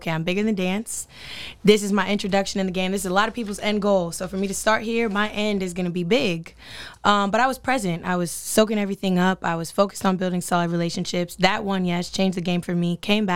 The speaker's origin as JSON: {"language": "English", "town": "Sacramento", "region": "California", "country": "United States", "tie": "born or raised there", "also_born_or_lived": "Los Angeles, California", "said": "born and raised in Sacramento, California. Moved to L.A. right after high school to chase the dream"}